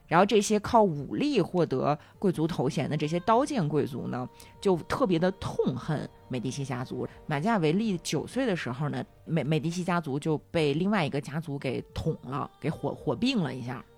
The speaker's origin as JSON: {"language": "Chinese", "country": "China", "said": "我们中国人"}